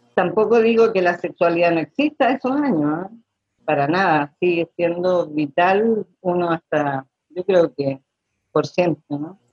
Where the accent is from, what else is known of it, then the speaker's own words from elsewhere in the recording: Chile; soy chilena